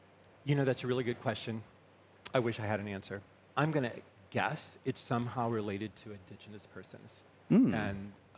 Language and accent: English; Indiana, United States; now in Winchester, United States; I'm from Indiana.